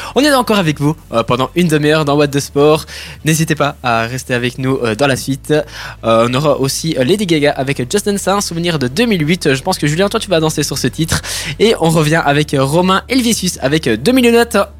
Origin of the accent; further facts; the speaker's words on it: Italy; en tant qu'Italien